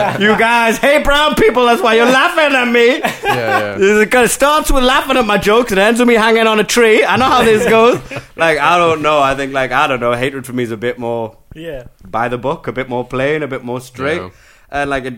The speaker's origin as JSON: {"language": "English", "region": "England", "country": "United Kingdom", "said": "Oh, yeah, yeah, particularly in Europe, man. Europeans are bad for it. Yeah, where are you from? England. Where are you really from?"}